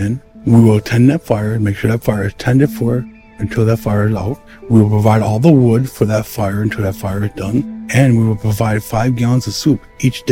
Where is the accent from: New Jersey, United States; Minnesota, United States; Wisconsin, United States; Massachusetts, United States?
Wisconsin, United States; Milwaukee; I was born and raised here in Milwaukee, Wisconsin